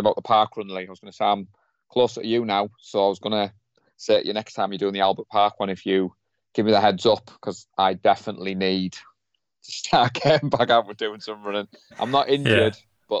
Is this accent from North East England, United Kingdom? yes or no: yes; Darlington, North East England, United Kingdom; moved away as an adult; I've just moved out of my hometown of Darlington